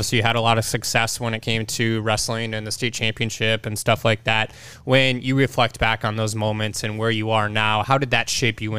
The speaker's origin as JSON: {"language": "English", "town": "Chaska", "region": "Minnesota", "country": "United States", "tie": "born or raised there", "said": "I grew up in Chaska, Minnesota."}